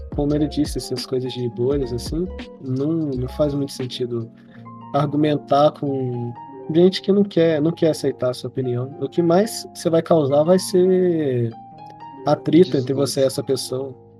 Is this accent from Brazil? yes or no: yes; Minas Gerais, Brazil; a gente é de Minas Gerais